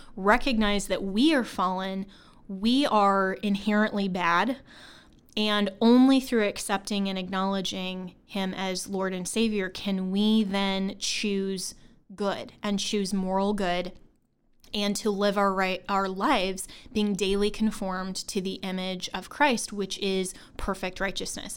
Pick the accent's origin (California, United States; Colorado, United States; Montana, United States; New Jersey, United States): Colorado, United States; Longmont; I'm from Colorado. Um, that's my hometown. Um, I grew up in Longmont, Colorado, which is actually in Boulder County